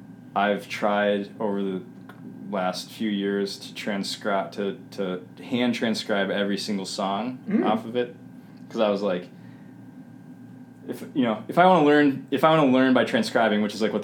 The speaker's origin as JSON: {"language": "English", "region": "Minnesota", "country": "United States", "tie": "born or raised there", "said": "I grew up here."}